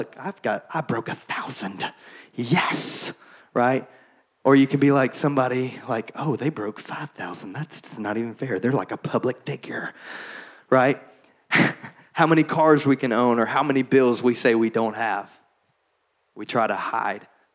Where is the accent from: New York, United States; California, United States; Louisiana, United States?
Louisiana, United States; Shreveport; growing up in Shreveport, Louisiana, Bible Belt USA